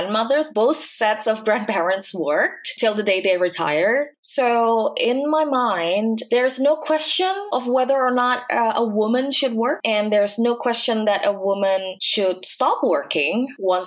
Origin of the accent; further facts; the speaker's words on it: Jakarta, Indonesia; I was born into a middle-class family in Jakarta, which is the capital city.